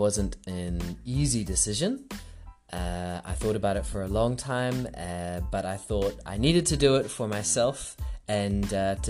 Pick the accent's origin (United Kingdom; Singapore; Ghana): Singapore; also born or lived in New Zealand; now in Australia; So I was born in New Zealand, grew up in Singapore, and I've lived in Australia for about 13 years.